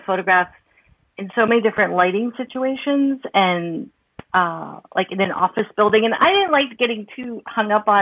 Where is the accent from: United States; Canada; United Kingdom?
United States; South Florida; I'm actually from South Florida